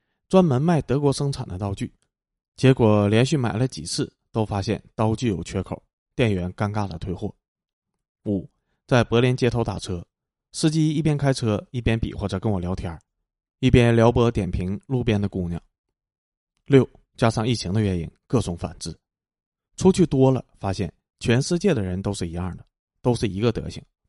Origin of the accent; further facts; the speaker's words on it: Chengdu, Sichuan, China; 我出生和成长在天府之国的成都，父母是北方人，到四川建三线国防工程的